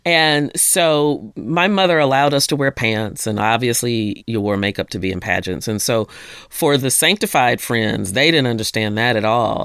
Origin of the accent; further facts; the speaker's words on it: Jonesboro, Arkansas, United States; also born or lived in Honolulu, Hawaii; Ended up in Jonesboro, Arkansas, which I grew up mainly there